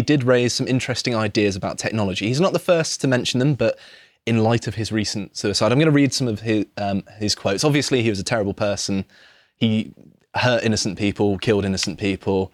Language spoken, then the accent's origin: English; Devon, South West England, United Kingdom; moved away; I grew up in Devon